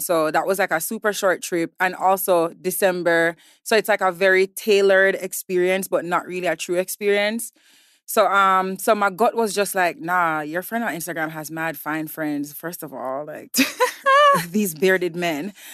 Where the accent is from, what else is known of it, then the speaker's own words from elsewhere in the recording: Jamaica; moved away as an adult; also born or lived in New York, United States; now in Lagos, Nigeria; I was born in New York, raised in Jamaica since I was three months old.